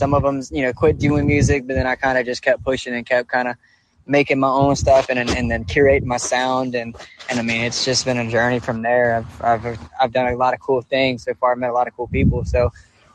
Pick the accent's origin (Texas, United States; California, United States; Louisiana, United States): Louisiana, United States; Baton Rouge; growing up in Baton Rouge